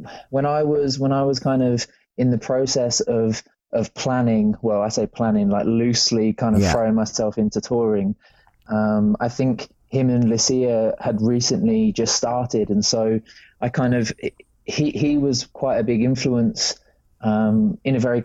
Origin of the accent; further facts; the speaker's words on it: England, United Kingdom; I grew up in England, the land of rain.